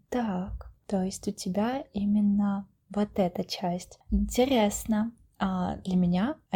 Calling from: Saint Petersburg, Russia; я вещаю из Санкт-Петербурга, работаю инженером-конструктором

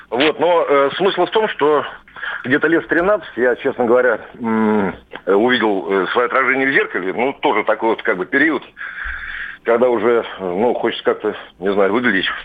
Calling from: Moscow, Russia; я из Москвы.

